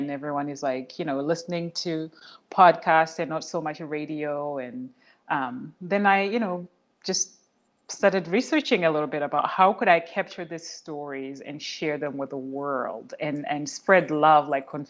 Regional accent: Zimbabwe; moved away as an adult; also born or lived in Oklahoma City, United States / Portland, United States; now in United States; I'm originally from Zimbabwe, and I moved to the U.S., first in Oklahoma City, and then I moved to Portland.

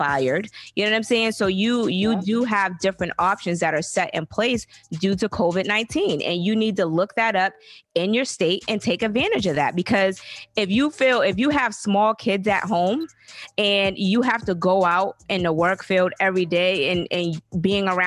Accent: the South, United States; I'm from the South.

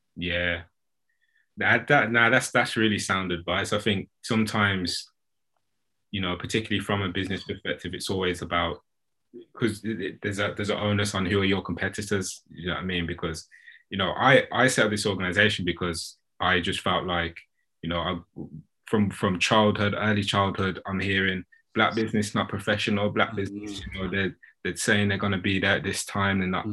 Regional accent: United Kingdom; as British customers

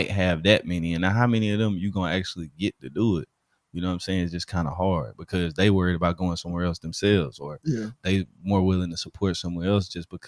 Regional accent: Alabama, United States; accent: Southern, Alabama; I'm from Alabama

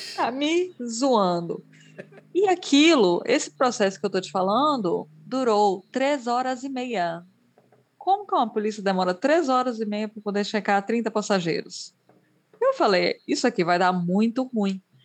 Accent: Brazil; moved away; eu sou brasileira

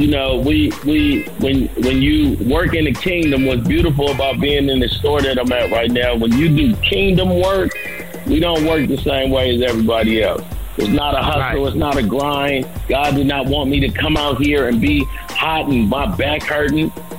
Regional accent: the Bay Area, California, United States; I'm from the Yay.

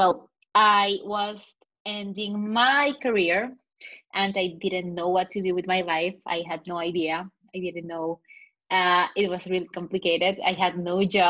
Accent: Chicago, Illinois, United States; moved away as an adult; now in Paris, France; I come from Chicago, Illinois. I've been here in Paris for about 4 weeks.

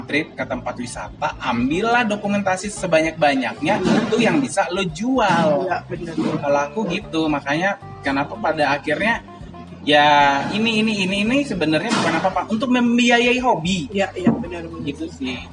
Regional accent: Lampung, Indonesia; moved away as an adult; also born or lived in Jambi; aku lahir dan besar di Lampung

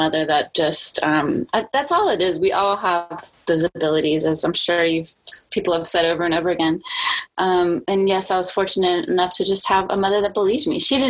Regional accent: New Orleans, Louisiana, United States; also born or lived in Germany / Spain; So I was born in Germany, and then we lived in Spain for about 5 years. And then, then we moved to New Orleans, which is not a place where you would imagine the military to be.

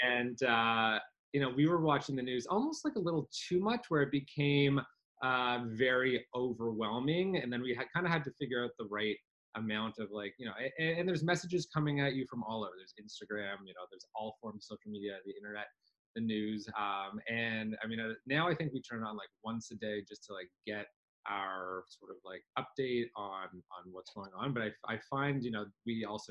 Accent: Canada; we are Canadian. I am Canadian too

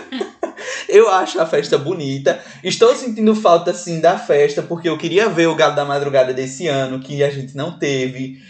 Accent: Salgueiro, Pernambuco, Brazil; now in Recife, Brazil; eu cheguei aqui em Recife, que eu sou do interior de, de, de Pernambuco, sou de Salgueiro, sertão

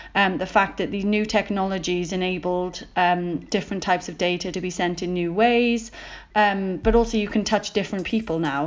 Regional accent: United Kingdom; as a British person

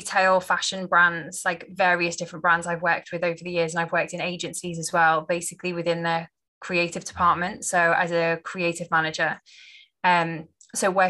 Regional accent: just outside Liverpool, North West England, United Kingdom; I grew up just on the outside of Liverpool

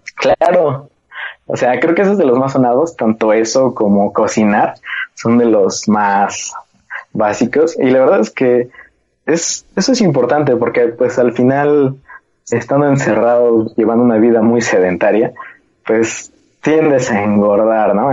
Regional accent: Mexico; como mexicanos somos un poco rebeldes

